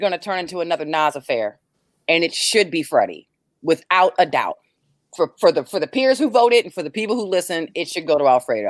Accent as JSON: {"language": "English", "area": "Howard County", "region": "Maryland", "country": "United States", "said": "I'm from Howard County"}